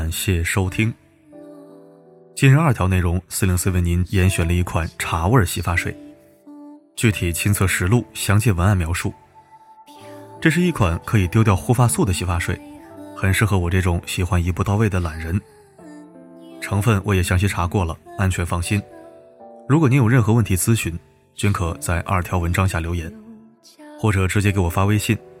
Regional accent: China; 我们中国人就是一双筷子走天下

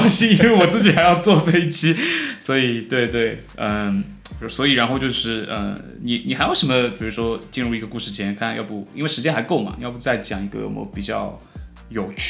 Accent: Ningbo, Zhejiang, China; 毕竟我是个宁波人。

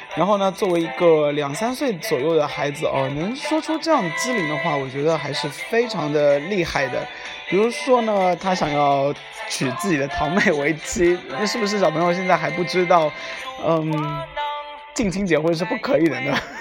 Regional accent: Shanghai, China; 我是上海人

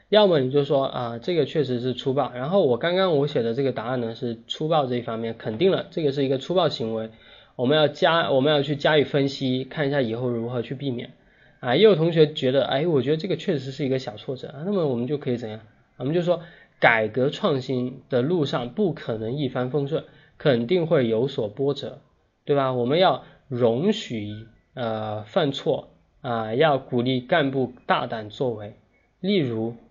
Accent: China; 我们中国人

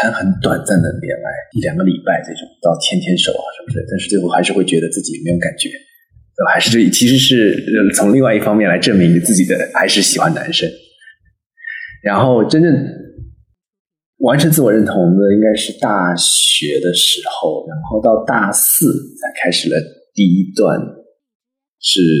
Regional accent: Suzhou, Jiangsu, China; 是来自苏州的

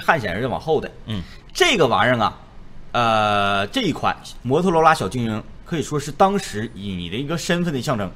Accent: Northeast China, China; accent: Northeastern (Dongbei) Mandarin; 土生土长的， 咱们守家待地的吉林

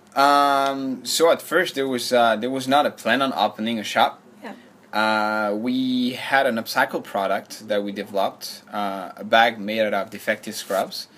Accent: France; moved away as an adult; now in Shanghai, China; I'm from France.

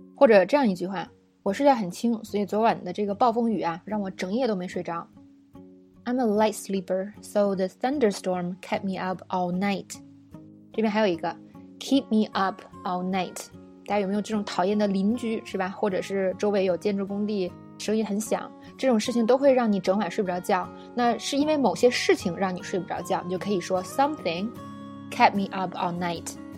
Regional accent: China; 我们中国人

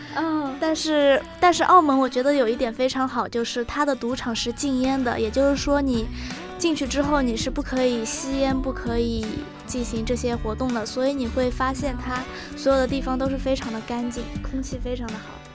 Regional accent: China; 我们大陆这边

